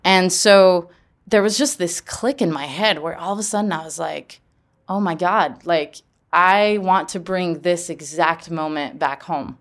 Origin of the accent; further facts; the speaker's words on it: Geneva, Switzerland; growing up in Geneva, there's about four hundred nonprofits that are based in Geneva.